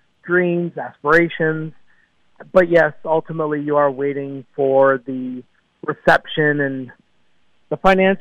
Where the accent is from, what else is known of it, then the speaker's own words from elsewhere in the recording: Canada; I am born and raised in Canada and still reside in Vancouver, British Columbia